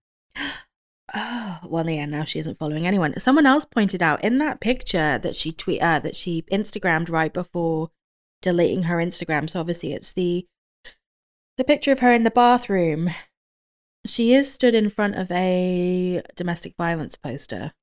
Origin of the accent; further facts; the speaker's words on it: United Kingdom; I'm British